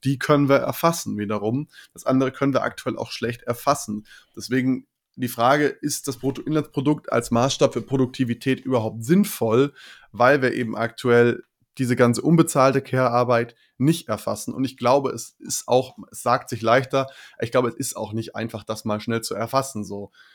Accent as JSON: {"language": "German", "country": "Germany", "said": "bei uns in Deutschland"}